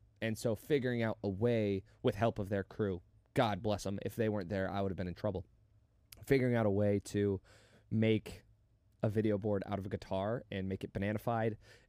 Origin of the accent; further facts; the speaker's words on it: Las Vegas, Nevada, United States; I want to say Vegas, but it wasn't Vegas, and that was my hometown where I had all my friends.